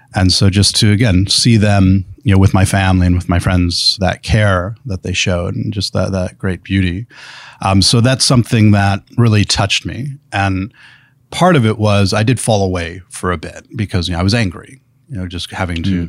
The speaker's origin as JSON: {"language": "English", "town": "Elkhart", "region": "Indiana", "country": "United States", "tie": "born or raised there", "also_born_or_lived": "Granger, Indiana", "said": "we, we grew up in Elkhart. We lived there up through my high school time"}